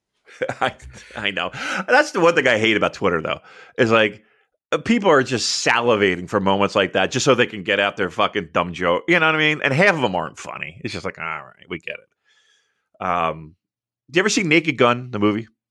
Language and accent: English; United States; I'm an American from afar